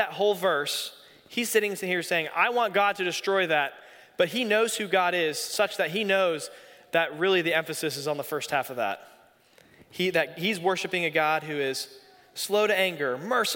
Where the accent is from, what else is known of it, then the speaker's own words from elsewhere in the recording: Raleigh, North Carolina, United States; I grew up here in Raleigh